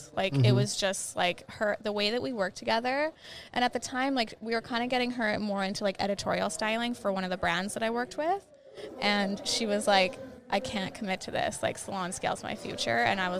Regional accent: Alberta, Canada; also born or lived in Saskatchewan; Well, I'm actually from Alberta, Canada, so just west of where Alicia lives. But prior to that, I was living in Saskatchewan

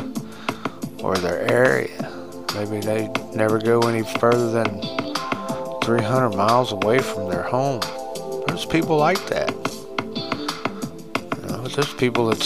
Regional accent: United States; as an American

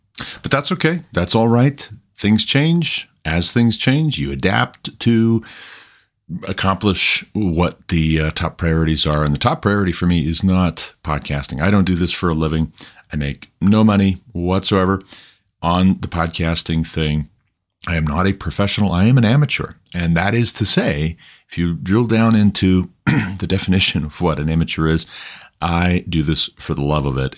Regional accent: United States; as an American

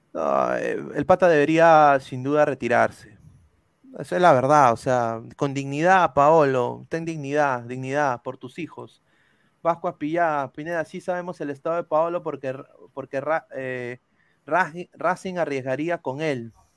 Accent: Peru

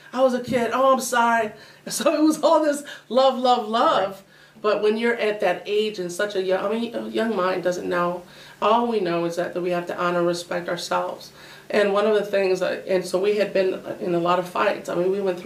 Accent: Oswego, Illinois, United States; also born or lived in Aurora; I was born in Aurora, but my mom and dad had purchased a home in Oswego, so I was raised in Oswego

